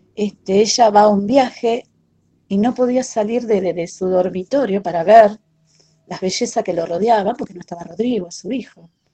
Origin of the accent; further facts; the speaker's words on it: Rosario, Santa Fe, Argentina; mamá de Leonel, Noelia y Antonella, de la ciudad de Rosario, Argentina